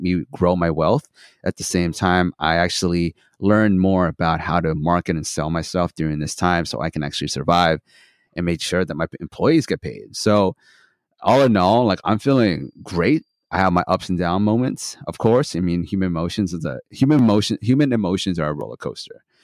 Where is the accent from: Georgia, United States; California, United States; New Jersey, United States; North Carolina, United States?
California, United States; Santa Barbara; also born or lived in Philippines / Australia; now in Los Angeles, United States; I was born in Philippines, moved to Australia when I was three, and then I moved to Santa Barbara when I was ten